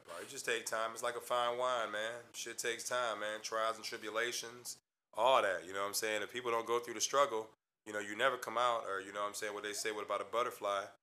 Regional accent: Midwest, United States; Me being from the Midwest

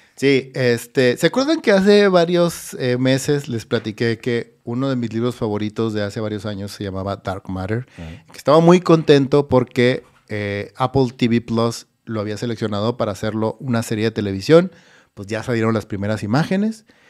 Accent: Ciudad Obregón, Sonora, Mexico; Yo soy de Ciudad Obregón

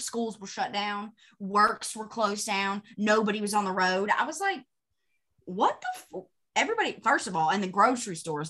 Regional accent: North Carolina, United States; Because I guess it doesn't snow very often where I'm at. I'm originally from the mountains.

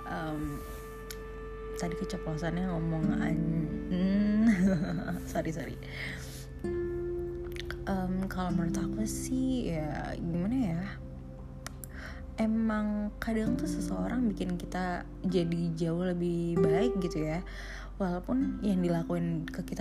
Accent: Bekasi, West Java, Indonesia; now in Bandung, Indonesia; sebenarnya beti-beti sih aku dari Bekasi terus ke Bandung gitu ya terus ketemu juga dengan Dilannya aku gitu

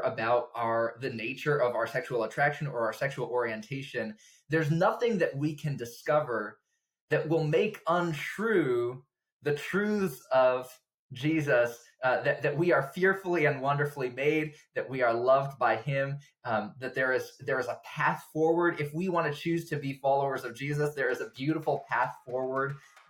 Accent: Java, Indonesia; now in United States; Java from when I was 3 to when I was 18 years old. So a good solid 15 years. I have no memories of growing up in the States, just life in Indonesia.

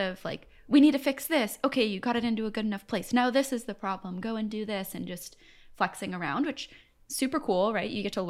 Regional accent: Buffalo, New York, United States; moved away as an adult; also born or lived in Ithaca, New York / Ann Arbor, Michigan / Seattle, Washington; now in Los Angeles, United States; I'm from Buffalo, New York.

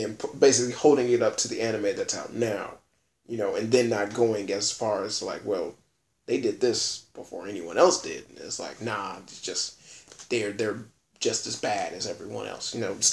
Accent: United States; I'm an American

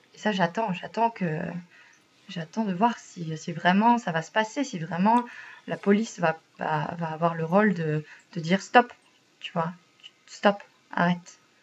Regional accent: France; moved away as an adult; now in Sweden; comme on est français

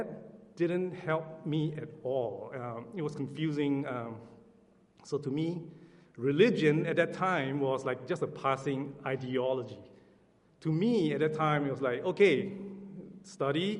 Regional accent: Singapore; moved away; I'm from Singapore

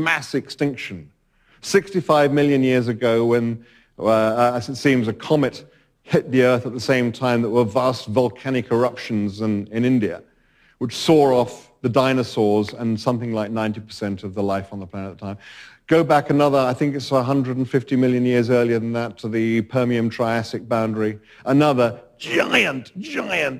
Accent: United Kingdom; as a Brit

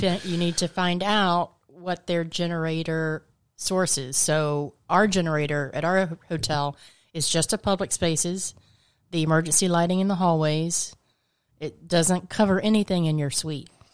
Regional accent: Georgia, United States; also born or lived in Orlando, Florida; now in Florida, United States

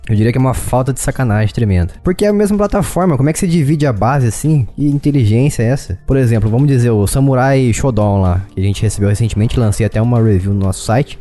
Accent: Brazil; eu sou brasileiro

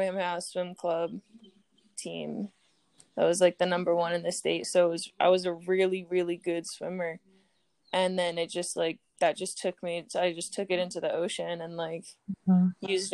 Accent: Hawaii, United States; I grew up in Hawaii

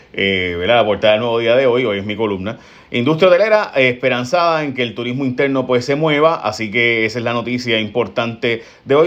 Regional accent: San Lorenzo, Puerto Rico; mi pueblo de San Lorenzo

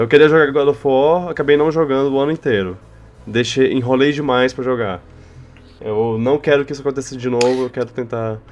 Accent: Brasília, Federal District, Brazil; moved away; na minha terra

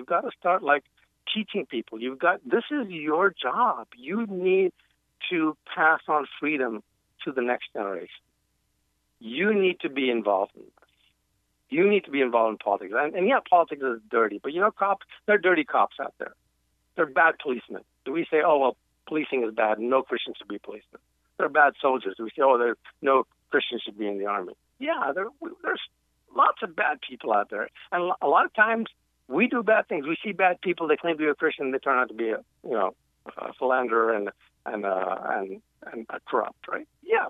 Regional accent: Yemen; now in United States; I'm an immigrant to this country, right? I came here from Yemen. We were kicked out of Yemen.

